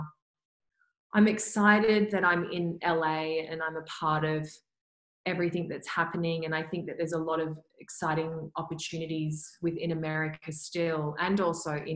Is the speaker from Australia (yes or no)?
yes; Perth, Western Australia, Australia; growing up in Perth